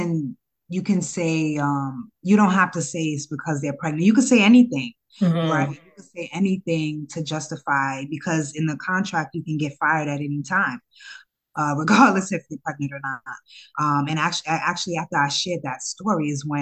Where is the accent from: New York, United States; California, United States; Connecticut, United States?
New York, United States; New York City; also born or lived in Ghana; I'm from Harlem, grew up in Harlem